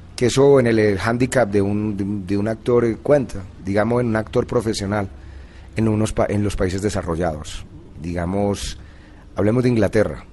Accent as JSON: {"language": "Spanish", "town": "Envigado", "region": "Antioquia", "country": "Colombia", "said": "yo soy antioqueño, soy de Envigado"}